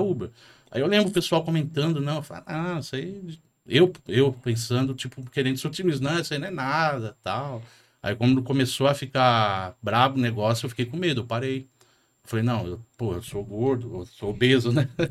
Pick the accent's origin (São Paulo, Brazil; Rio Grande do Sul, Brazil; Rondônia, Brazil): São Paulo, Brazil; Jandira; moved away as an adult; now in São Paulo, Brazil; Eu também sou de periferia, eu cresci em Jandira, Itapevi, ali naquele meio, na década de 90